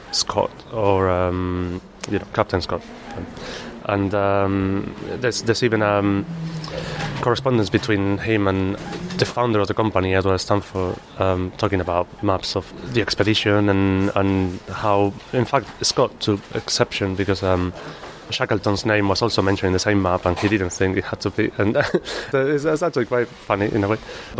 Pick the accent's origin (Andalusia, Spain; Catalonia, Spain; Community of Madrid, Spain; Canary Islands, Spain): Andalusia, Spain; Malaga; English is a second language; moved away as an adult; now in London, United Kingdom; I'm originally from Spain. Probably can't tell. From Malaga.